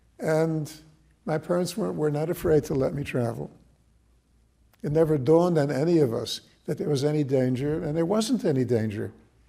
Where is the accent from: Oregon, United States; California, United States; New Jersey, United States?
New Jersey, United States; Newark; I was born in Newark, 1935.